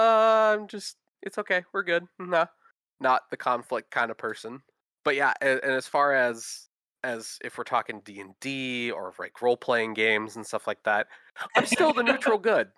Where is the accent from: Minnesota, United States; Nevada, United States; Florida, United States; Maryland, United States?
Minnesota, United States; accent: Midwestern; that Midwestern geek. Same thing, born and raised in Minnesota. I'm that don't you know boy that you could kind of affiliate with Minnesota, Minnesota guys. But I actually grew up in the same area as Holly.